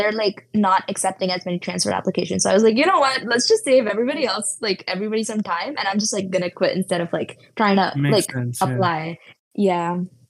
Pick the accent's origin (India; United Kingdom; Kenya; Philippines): India; now in United States; I moved from India to the US and that was really hard at first, but now I'm like settled and stuff like that.